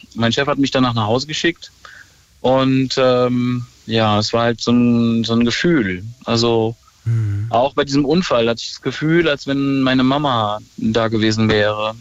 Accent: Ruhr area, North Rhine-Westphalia, Germany; ich komme aus dem Ruhrpott

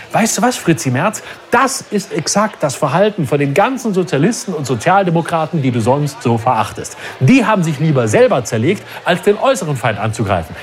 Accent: Germany; uns Deutsche

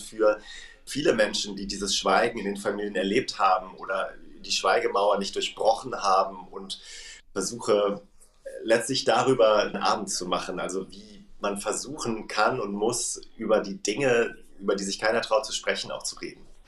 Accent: Germany; als Deutsche

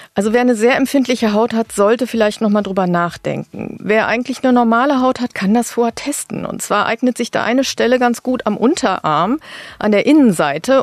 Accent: North Rhine-Westphalia, Germany; now in Berlin, Germany; Ich komme zwar aus Ostwestfalen

